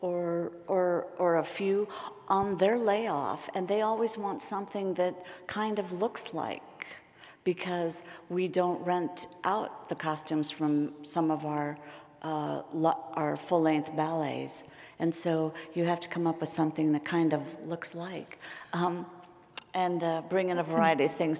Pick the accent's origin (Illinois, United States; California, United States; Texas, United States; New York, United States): California, United States; San Francisco; I grew up in San Francisco